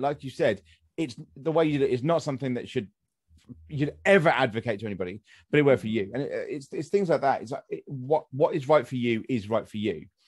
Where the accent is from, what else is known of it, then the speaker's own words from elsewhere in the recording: United Kingdom; accent: near received pronunciation; I have near to the received pronunciation